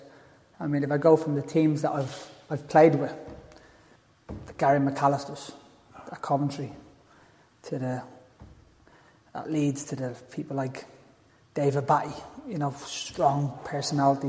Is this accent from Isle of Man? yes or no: no; Dublin, Leinster, Ireland; moved away; All of us from my area where I was brought up in Tala